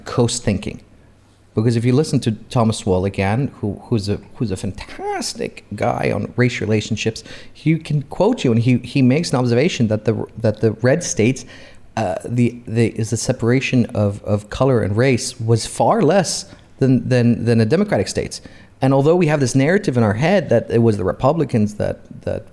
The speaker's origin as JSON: {"language": "English", "country": "Saudi Arabia", "moved": "yes", "lives_now": "Bahrain"}